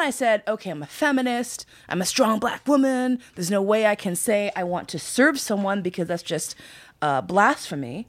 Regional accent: New York, United States; I grew up in New York

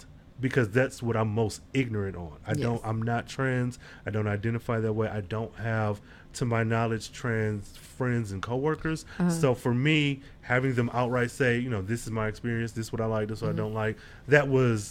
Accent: New York, United States; I'm from New York, but I seem to get more jobs in New York when I'm out the country.

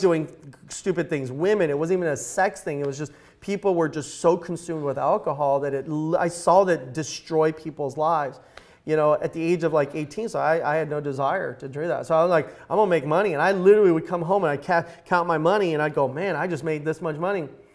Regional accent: Los Angeles, California, United States; also born or lived in Eagle Rock; I grew up right here in Los Angeles

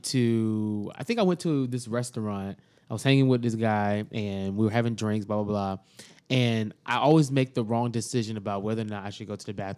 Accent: Miami, Florida, United States; I'm from Miami

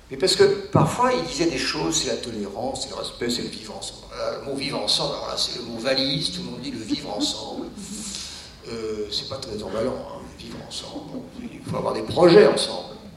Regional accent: France; also born or lived in Cergy; moi en tant que français

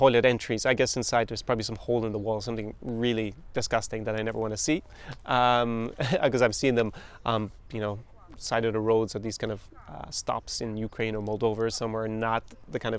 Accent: Ireland; I'm really Irish

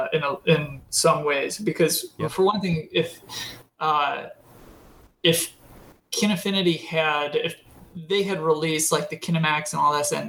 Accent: United States; as an American as somebody from the United States

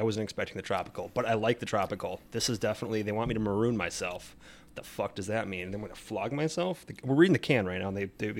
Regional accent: Wisconsin, United States; this is why I'm from Wisconsin

